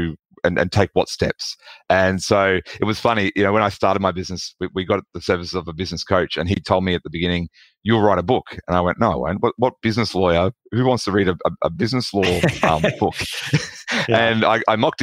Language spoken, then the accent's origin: English; Australia; accent: Australian; People can probably tell from my accent that I'm from Australia